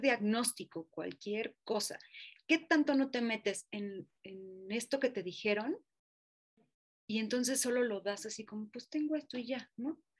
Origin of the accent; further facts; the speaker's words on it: Mexico; Como mexicanos